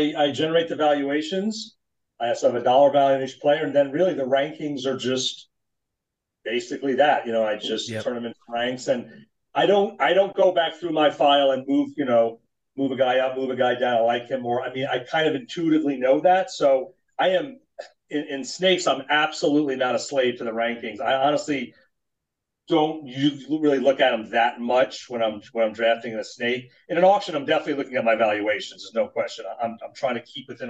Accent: New Jersey, United States; growing up in Jersey, we would go to Marlboro Pizza

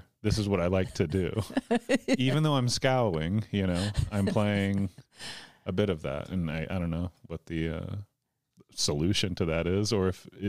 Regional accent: Tennessee, United States; Yeah, that's where I went to college and started comedy. And yeah, but I didn't grow up there. I grew up outside of Nashville, Tennessee.

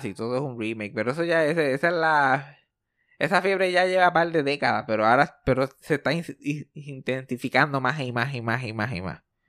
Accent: Puerto Rico; soy más puertorriqueño de lo que soy

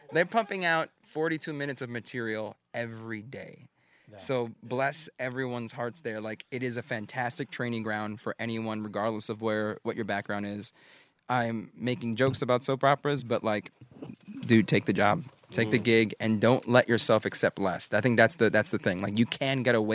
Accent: New York City, New York, United States; I'm a boy from Brooklyn

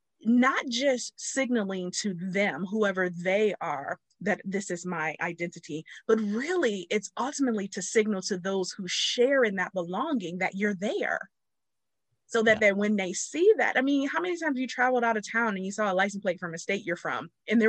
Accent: Ohio, United States; We're both from Ohio.

